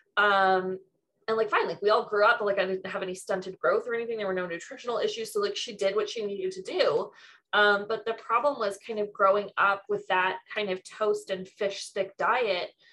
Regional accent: Mississauga, Ontario, Canada; I grew up in Mississauga which is one of the most multicultural places in Ontario

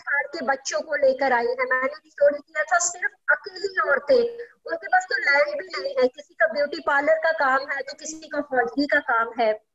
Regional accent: Punjab, India; मैं वैसे खुद भी पंजाब की रहने वाली हूँ

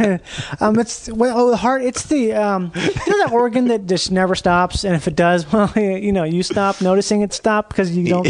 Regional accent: Rochester, Minnesota, United States; I grew up in Rochester, Minnesota, where the Mayo Clinic is.

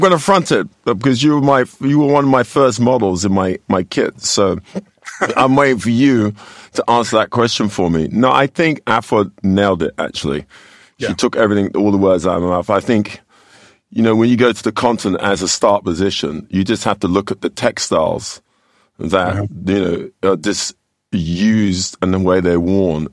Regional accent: London, United Kingdom; moved away as an adult; now in United States; I grew up here in, in, in well, I was born in London

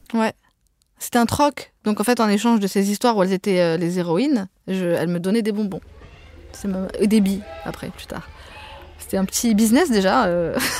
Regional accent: Pantin, Île-de-France, France; first language Arabic (Algerian Darija); French is a second language; dans le quartier des Courtilières à Pantin, là où j'ai grandi

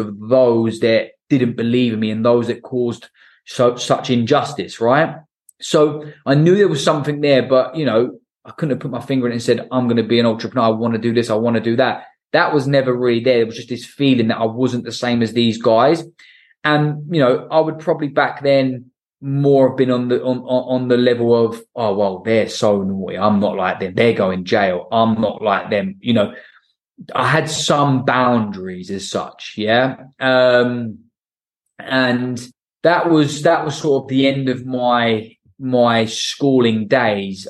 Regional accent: Portsmouth, South East England, United Kingdom; I'm from Portsmouth

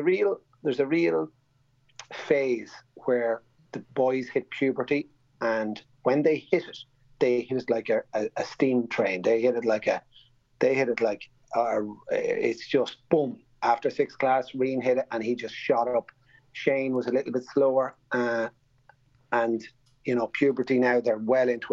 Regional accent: Navan, Leinster, Ireland; Growing up in Navan in the middle of the 70s and 80s

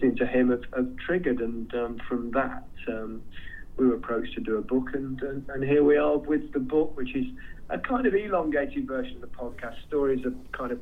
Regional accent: England, United Kingdom; as English players

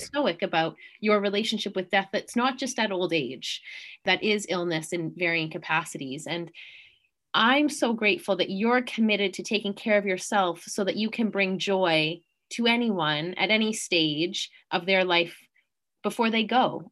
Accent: Canada; being a Canadian

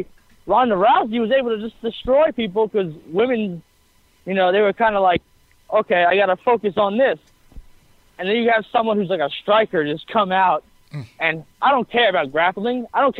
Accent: Long Island, New York, United States; now in Florida, United States; I'm from Long Island.

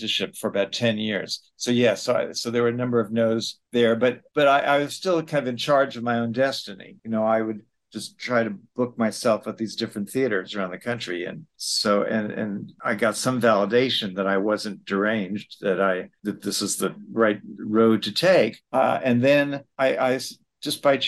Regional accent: New York City, New York, United States; also born or lived in Chicago, Illinois; I was born here in New York City, lived here all my life, except for the brief period when I went to college

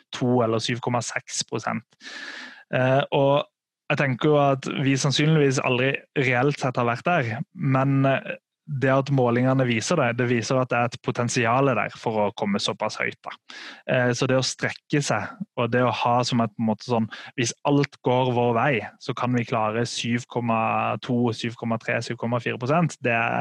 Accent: Sørlandet, Norway; jeg er fra Sørlandet sjøl

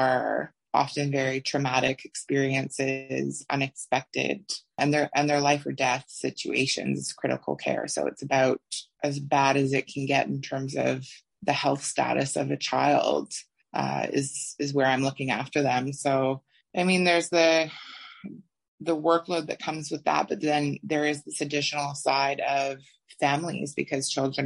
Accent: Toronto, Ontario, Canada; moved away as an adult; now in Australia; I am originally from Canada. I grew up in Toronto and moved to Australia when I was 29

